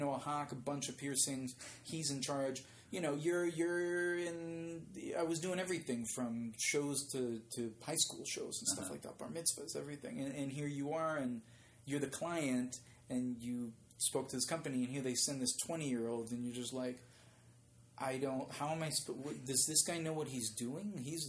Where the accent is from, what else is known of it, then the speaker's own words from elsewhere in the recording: Israel; English is a second language; You know, I don't sound like I'm from Israel, but English was not a language I spoke right.